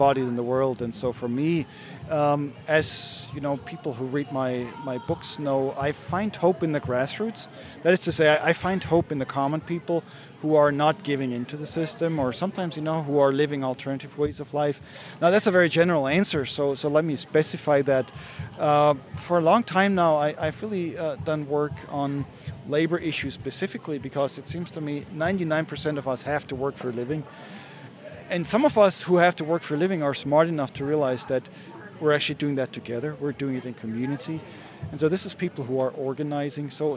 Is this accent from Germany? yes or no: yes; Germany; moved away; I grew up in Germany